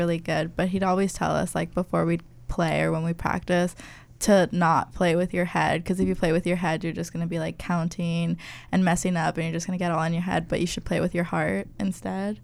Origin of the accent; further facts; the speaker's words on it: California, United States; now in Corvallis, United States; I'm from California